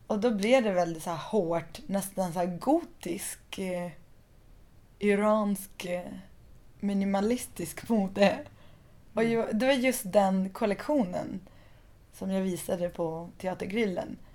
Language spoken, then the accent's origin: Swedish; southern Iran, Iran; Som folk i både Afghanistan och Pakistan och södra Iran där jag kommer ifrån.